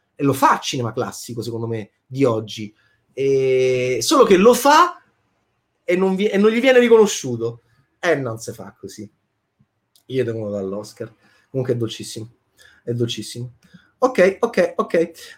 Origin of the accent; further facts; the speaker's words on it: Italy; da italiano autocritico